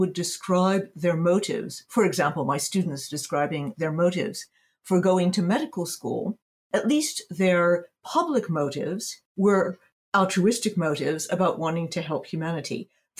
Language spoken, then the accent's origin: English; United States; moved away as an adult; now in Berlin, Germany; I'm based in Berlin, Germany. But I'm American. I spent a great deal of time in the States. I've just come back from spending 4 months in North Carolina in the U.S.